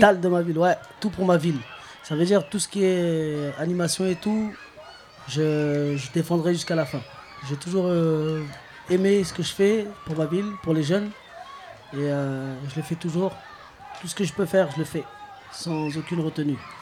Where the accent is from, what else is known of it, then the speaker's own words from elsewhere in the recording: Clichy-sous-Bois, Île-de-France, France; j'ai grandi à Clichy-sous-Bois, je suis toujours à Clichy-sous-Bois